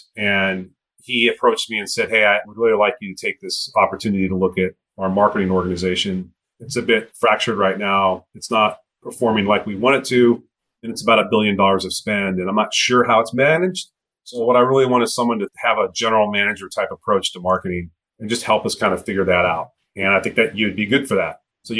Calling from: Redwood City, California, United States; I am currently in my home office in Redwood City, California, just south of San Francisco.

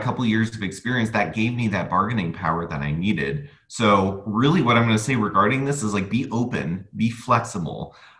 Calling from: United States; I'm calling from the United States

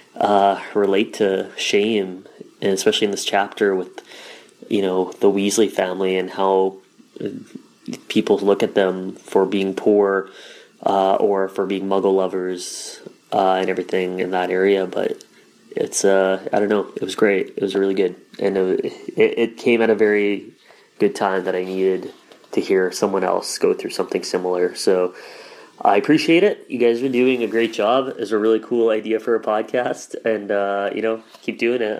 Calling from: Winnipeg, Manitoba, Canada; I'm calling from Winnipeg, Manitoba, Canada

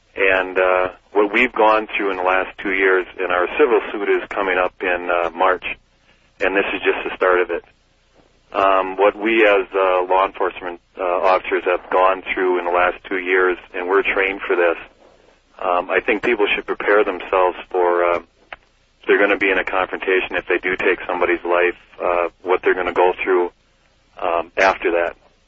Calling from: Wisconsin, United States; from Wisconsin.

